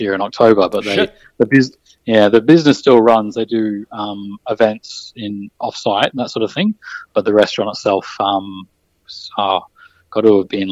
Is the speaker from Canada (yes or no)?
no; Byron Bay, New South Wales, Australia; moved away as an adult; also born or lived in Brisbane; growing up in Byron Bay